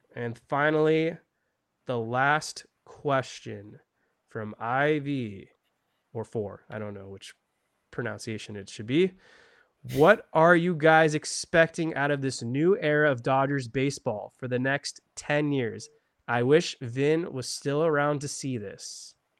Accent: Ventura County, California, United States; I'm from Ventura County

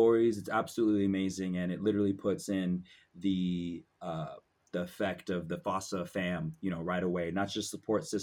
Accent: Lacey, Washington, United States; also born or lived in Pullman, Washington; I was born in Pullman, Washington, but raised over in Lacey, Washington, Olympia area on the west side

